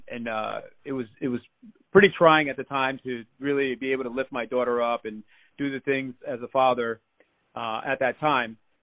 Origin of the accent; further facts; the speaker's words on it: New York City, New York, United States; I'm originally from New York City, Queens, born and raised.